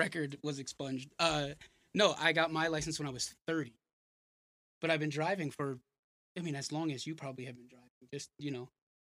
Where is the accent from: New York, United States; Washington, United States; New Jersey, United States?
New York, United States; Born and bred in New York.